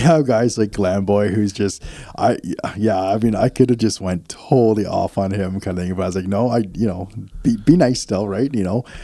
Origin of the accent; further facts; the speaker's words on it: Canada; accent: Canadian; do we have a Canadian accent